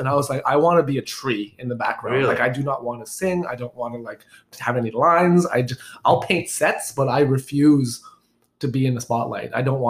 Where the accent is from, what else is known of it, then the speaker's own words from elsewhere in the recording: Markham, Ontario, Canada; I grew up in Markham.